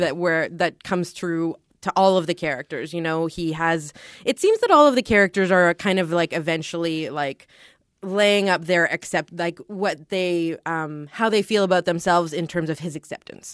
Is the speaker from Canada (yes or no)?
yes; Canada; we're Canadian